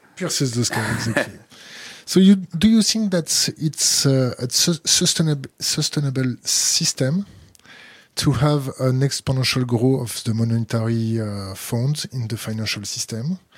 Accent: France; accent: French; English is a second language; my French accent

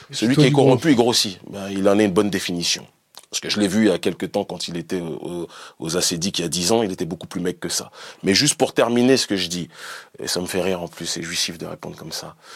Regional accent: France; born or raised there; moved away; also born or lived in Benin

